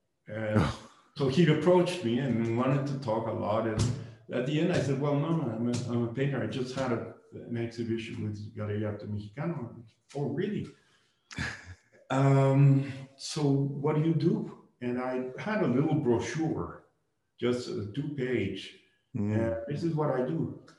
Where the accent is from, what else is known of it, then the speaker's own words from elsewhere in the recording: Barcelona, Catalonia, Spain; So I came from Barcelona, which, you know, helped me.